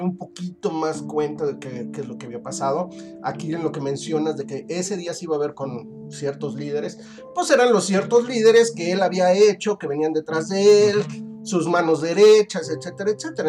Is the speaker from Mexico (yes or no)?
yes; Mexico; para nosotros como, mexicanos